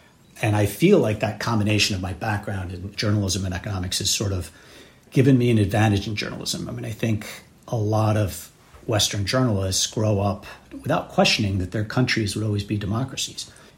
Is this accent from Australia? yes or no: no; Mexico City, Mexico; I was born and raised in Mexico City to American parents.